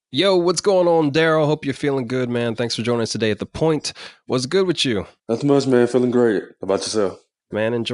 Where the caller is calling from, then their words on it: Dallas, Texas, United States; Um, Dallas, Texas.